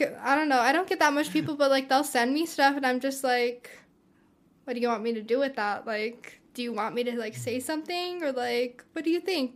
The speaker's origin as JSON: {"language": "English", "town": "Pueblo", "region": "Colorado", "country": "United States", "tie": "born or raised there", "said": "I'm from here. I'm from Pueblo, Colorado. Um, I've been raised here all my life"}